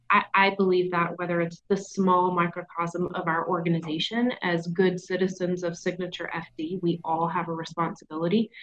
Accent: the South, United States; accent: southern

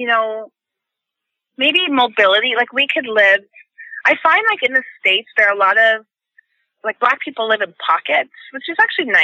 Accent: Toronto, Ontario, Canada; also born or lived in England / United Kingdom; I grew up in Jane and Finch. It's a poor community of mostly immigrants

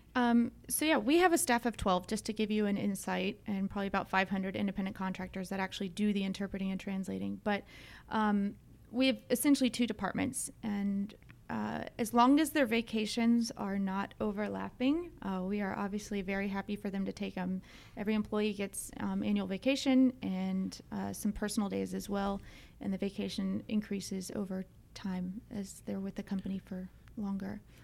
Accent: Dunwoody, Georgia, United States; also born or lived in Brookhaven; I grew up in Dunwoody, um, right down the street from here.

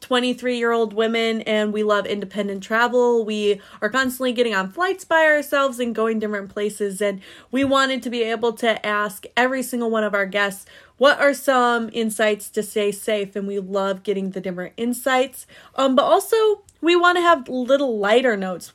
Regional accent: Indiana, United States; moved away; also born or lived in Florida / Eastern Caribbean; I'm originally from Indiana

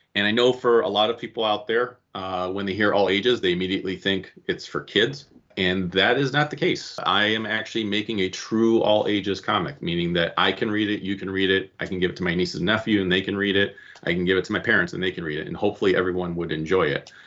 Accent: Cleveland, Ohio, United States; I am from the Cleveland area

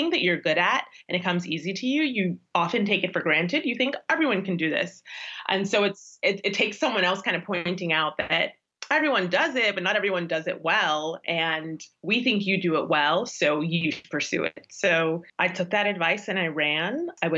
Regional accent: Chicago, Illinois, United States; moved away as an adult; also born or lived in Doha; now in Washington, D.C., United States; I am a journalist who is now based in Washington, D.C., but I was born and raised in Chicago, Illinois.

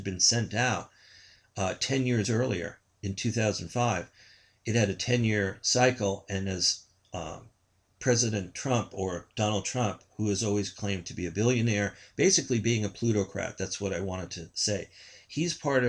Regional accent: New York, United States; I'm from New York.

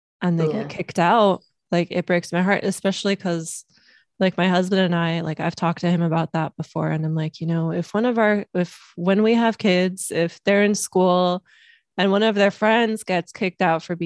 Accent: Los Angeles, California, United States; also born or lived in Miami, Florida; I grew up in Los Angeles, so it's very liberal here

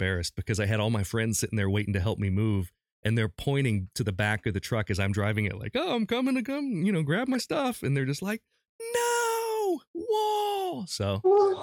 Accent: Urbana, Ohio, United States; now in Columbus, United States; I grew up in a small town about halfway between Dayton and Columbus called Urbana.

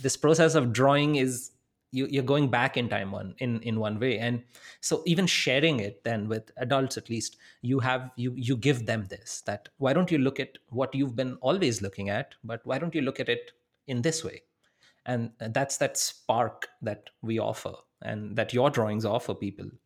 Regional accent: India; moved away as an adult; also born or lived in Wisconsin; I'm from India. I'm coming from a really big city

